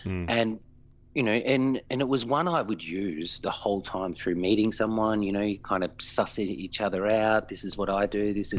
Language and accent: English; Melbourne, Victoria, Australia; Yeah, I am. My father's from sort of the Fitzroy, Brunswick area, and my mum's actually from Warrandyte. So a lot of the early days were Warrandyte-based until I sort of, you know, fled straight back to the madness of Fitzroy.